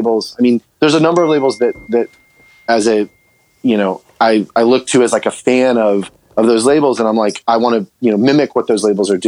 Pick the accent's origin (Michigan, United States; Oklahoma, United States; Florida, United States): Florida, United States; I grew up in Florida